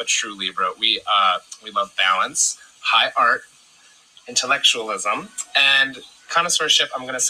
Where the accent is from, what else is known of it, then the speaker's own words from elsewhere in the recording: Scranton, Pennsylvania, United States; now in Philadelphia, United States; I'm originally from Scranton, but I now live up in Brewery Town